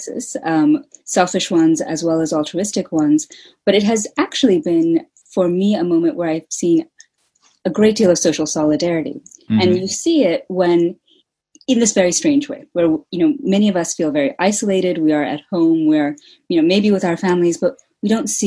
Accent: United States; now in United Kingdom; so I'm an American

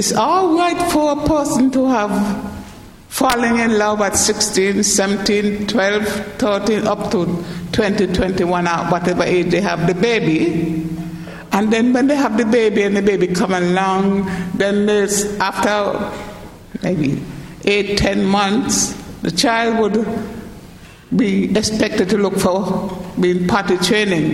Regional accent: St. Kitts & Nevis; now in United Kingdom; Where I come from in the Caribbean, Ireland, St. Kitts

